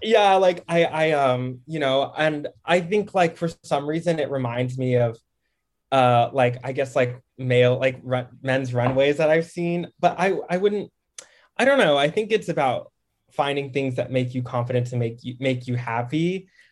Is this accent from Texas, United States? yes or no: yes; Dallas, Texas, United States; also born or lived in Harlem, New York; now in Brooklyn, United States; I'm from D F W, like Dallas.